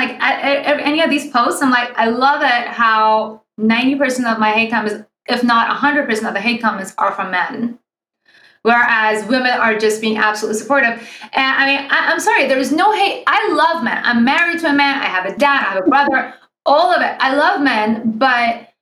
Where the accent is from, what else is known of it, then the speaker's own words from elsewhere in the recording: Iran; moved away; I'm originally from Iran